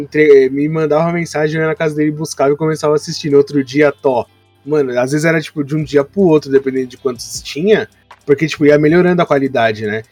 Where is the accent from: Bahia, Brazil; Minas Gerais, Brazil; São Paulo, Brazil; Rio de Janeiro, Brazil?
São Paulo, Brazil; Meu pai veio de Portugal, minha mãe nasceu em Salvador e eu sou de São Paulo.